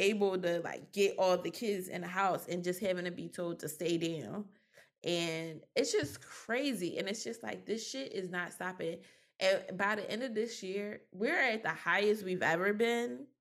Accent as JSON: {"language": "English", "town": "Philadelphia", "region": "Pennsylvania", "country": "United States", "tie": "born or raised there", "accent": "Philly", "said": "growing up in Philly, I seen a lot way before I realized what I seen"}